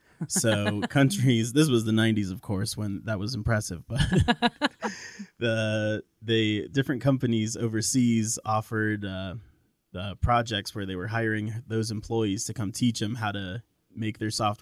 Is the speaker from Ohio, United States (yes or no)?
yes; Ohio, United States; born there; also born or lived in Virginia / Australia / Norway / Sao Tome and Principe; now in Florida, United States; Not originally. I was born in Ohio, and we ended up moving all over the place. We lived in Virginia. We lived in Australia, ooh, Norway